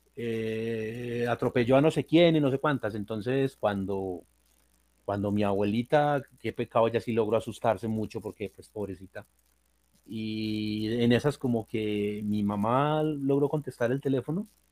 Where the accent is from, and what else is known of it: Colombia